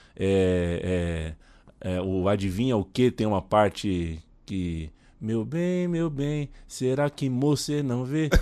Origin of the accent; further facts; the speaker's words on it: Brazil; A gente é brasileiro